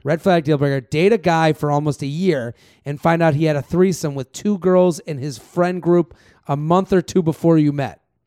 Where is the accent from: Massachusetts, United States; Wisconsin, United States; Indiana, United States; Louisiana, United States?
Massachusetts, United States; now in New York City, United States; I'm from Massachusetts